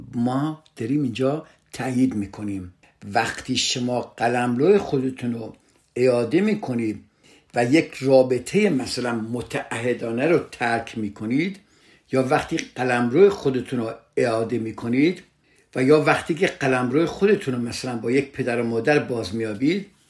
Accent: Iran; فرهنگی که در کشور ما هست در ایران هست

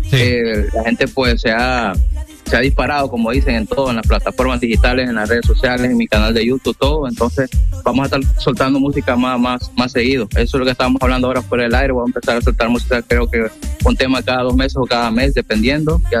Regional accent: Roatán, Bay Islands, Honduras; yo soy de Roatán

